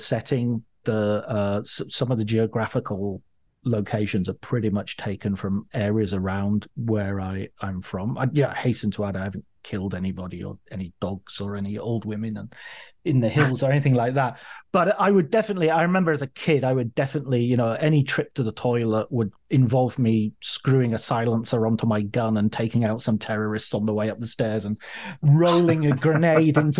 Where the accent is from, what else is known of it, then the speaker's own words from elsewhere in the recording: Cumbria, North West England, United Kingdom; growing up in Cumbria